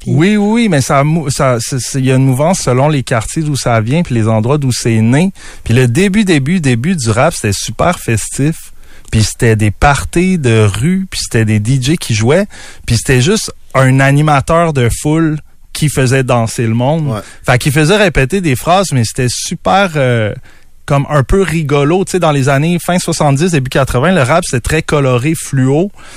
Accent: Quebec City, Quebec, Canada; je suis un gars de Québec. Je suis tout le temps resté à Québec

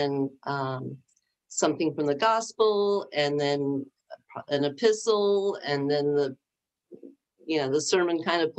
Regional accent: United States; as an American and as a Christian, it was just so painful for me to see

